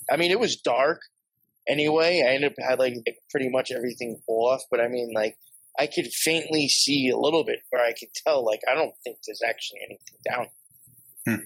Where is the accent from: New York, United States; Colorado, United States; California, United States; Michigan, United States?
New York, United States; Long Island; where I grew up out in Long Island